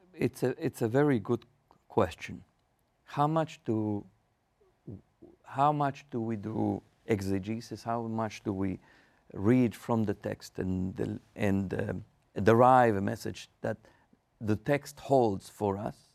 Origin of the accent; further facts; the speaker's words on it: Argentina; moved away as an adult; I grew up in Argentina in Marshalls Congregation